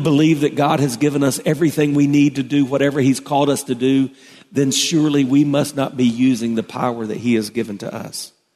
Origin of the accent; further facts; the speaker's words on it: South Carolina, United States; I grew up in South Carolina, and so we had farmers all around us